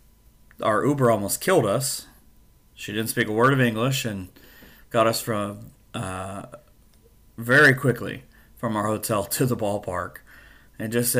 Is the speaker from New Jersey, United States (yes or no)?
no; Ohio, United States; I'm from Ohio.